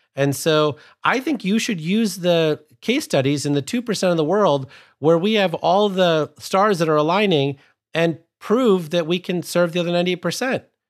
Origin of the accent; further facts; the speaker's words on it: Sterling, Illinois, United States; I grew up in Sterling, Illinois, which is about, I think, forty miles or fifty miles from Byron